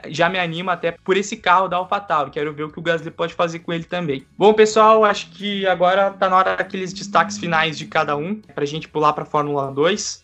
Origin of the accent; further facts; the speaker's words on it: Curitiba, Paraná, Brazil; aqui em Curitiba, inclusive é lugar que estou neste momento somos de Curitiba